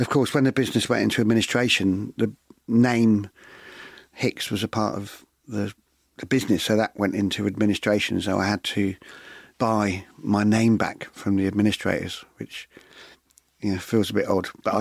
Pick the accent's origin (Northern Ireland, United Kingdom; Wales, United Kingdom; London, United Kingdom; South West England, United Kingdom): South West England, United Kingdom; West Bay; since I was a young kid growing up in West Bay